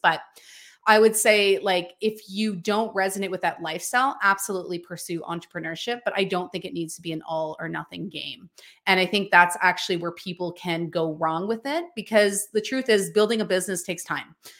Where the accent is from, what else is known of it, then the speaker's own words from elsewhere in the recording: British Columbia, Canada; I am from a tiny, remote mountain town in British Columbia, Canada